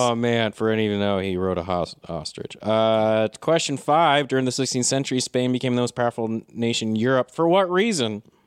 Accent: United States; I've just been so hardcore about being an American my whole life

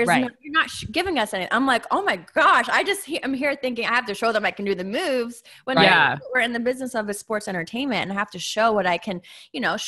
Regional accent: Massachusetts, United States; I'm from Massachusetts.

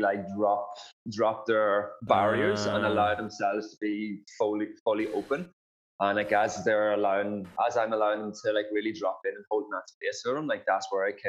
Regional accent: County Monaghan, Ireland; moved away as an adult; now in Perth, Australia; I grew up in rural Ireland, so a place called County Monaghan. And I basically grew up on a farm back home there. And I moved to Australia in 2011.

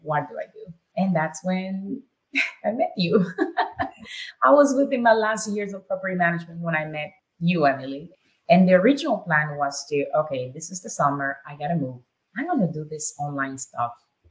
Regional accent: Nicaragua; English is a second language; moved away as an adult; now in United States; Born and raised in Nicaragua

